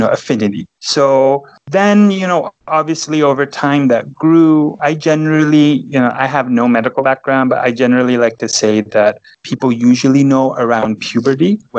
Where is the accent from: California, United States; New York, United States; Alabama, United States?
California, United States; Los Angeles; now in Texas, United States; I was born and raised in Los Angeles, California.